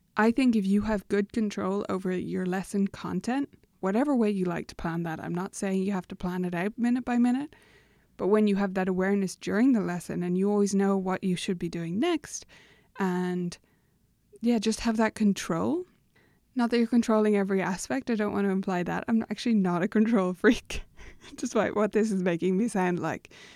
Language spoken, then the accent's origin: English; Ireland; as an Irish person